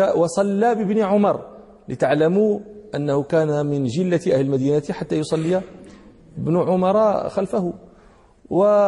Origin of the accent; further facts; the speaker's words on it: Morocco; هنا عندنا في المغرب